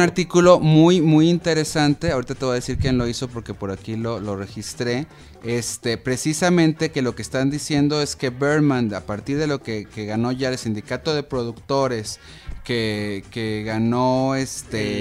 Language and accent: Spanish; Mexico; nosotros como mexicanos